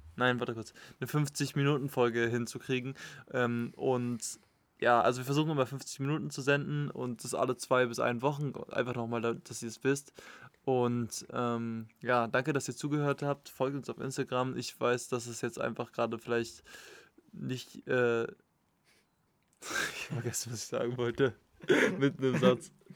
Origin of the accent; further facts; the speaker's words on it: Potsdam, Brandenburg, Germany; wir kommen ja hier aus Potsdam